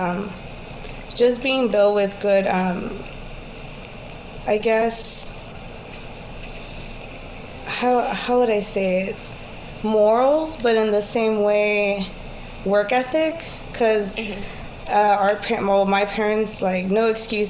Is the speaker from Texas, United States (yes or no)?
yes; Houston, Texas, United States; also born or lived in California; I was born in California, but I was raised in Houston, Texas all of my life. I grew up in Southeast Houston